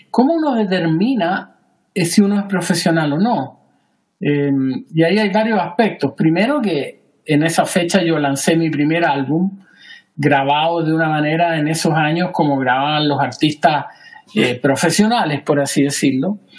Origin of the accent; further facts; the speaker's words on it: Chile; moved away as an adult; now in Savannah, United States; ¿Por qué yo me fui de Chile? Hace unos años atrás empezamos a conversar con mi hija la idea de que ella quería estudiar fuera de Chile. Honestamente, Juan, yo hace muchos años que quería salir de Chile.